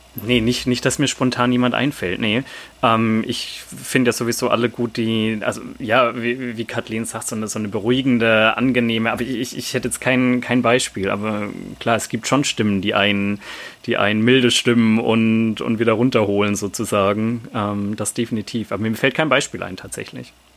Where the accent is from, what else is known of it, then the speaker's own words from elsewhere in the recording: Swabia, Germany; accent: Swabian; now in Hanover, Germany; komme aber, wie man hören kann, nicht aus, aus Norddeutschland, sondern bin Schwabe. Und ich frage mich, habe ich eine Chance, mit meinem schwäbischen Dialekt